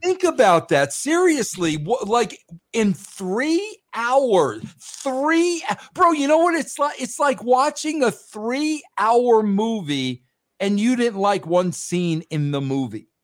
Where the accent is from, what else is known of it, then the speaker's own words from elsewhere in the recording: New York, United States; moved away as an adult; also born or lived in Atlanta; now in Colorado, United States; I was born and raised in New York